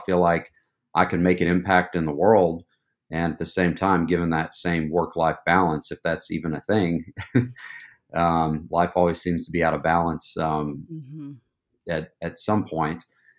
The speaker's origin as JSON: {"language": "English", "town": "Knoxville", "region": "Tennessee", "country": "United States", "tie": "born or raised there", "said": "I'm originally from East Tennessee, Knoxville, born and raised, went to University of Tennessee"}